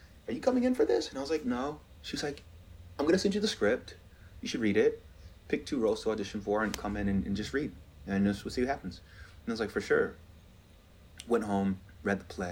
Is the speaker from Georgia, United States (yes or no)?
yes; Georgia, United States; moved away as an adult; I'm still this kid from Georgia